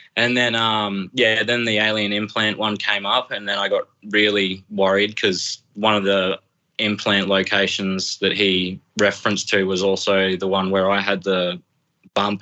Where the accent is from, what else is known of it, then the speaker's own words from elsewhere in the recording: Brisbane, Emerald, Queensland, Australia; now in Emerald, Australia; when I was 12. We just moved to Emerald. Uh, my stepdad got a job in the mines. So we relocated from Brisbane up to here